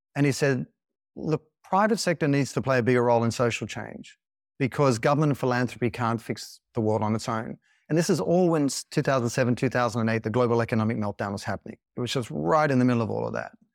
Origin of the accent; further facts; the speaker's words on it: Sydney, New South Wales, Australia; I grew up in Sydney